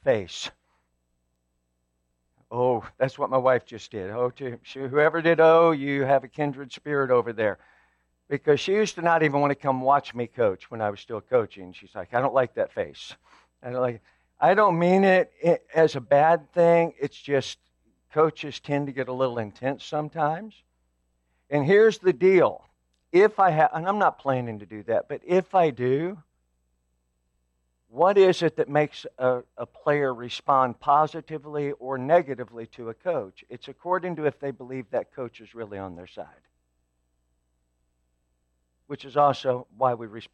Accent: Evansville, Indiana, United States; moved away; I actually was born and raised in Evansville, so I was there for most of my life

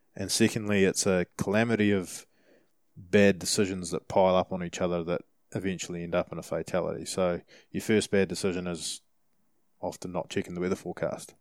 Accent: New Zealand; we're from New Zealand

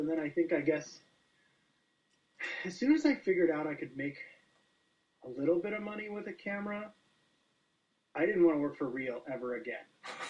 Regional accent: Calgary, Alberta, Canada; I'm from Calgary, Alberta, Canada.

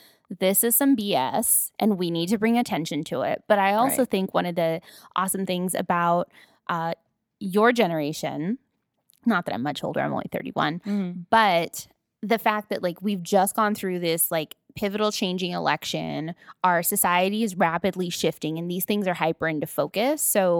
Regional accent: Paramount, California, United States; I grew up in Paramount, North Long Beach, where everybody is Mexican and related to each other, right?

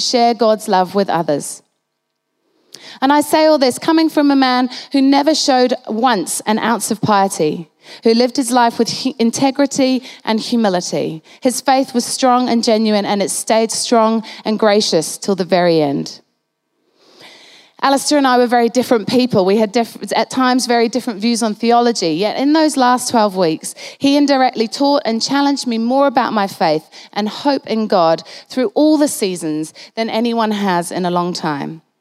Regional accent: Halifax, Yorkshire and the Humber, United Kingdom; I was born in Halifax in the north of England

